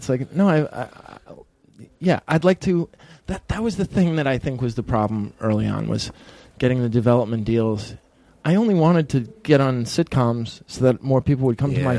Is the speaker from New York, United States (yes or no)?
no; Peabody, Massachusetts, United States; my hometown, which is Peabody.